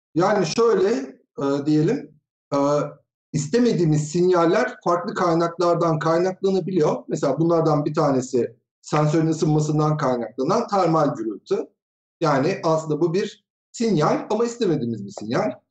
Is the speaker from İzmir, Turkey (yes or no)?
no; Tokat, Turkey; now in Ankara, Turkey; 1974 Tokat doğumluyum. Ankara'da yaşıyorum.